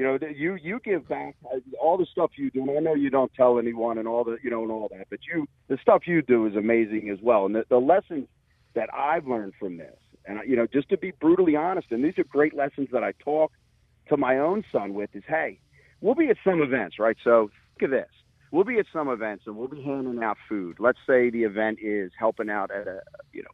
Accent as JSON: {"language": "English", "town": "Levittown", "region": "Pennsylvania", "country": "United States", "tie": "born or raised there", "said": "growing up in Pendle and Levittown"}